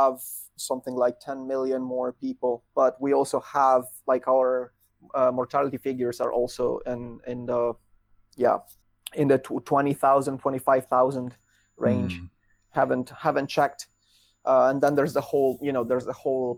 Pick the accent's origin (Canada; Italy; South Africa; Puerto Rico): Italy; English is a second language; now in Netherlands; my home country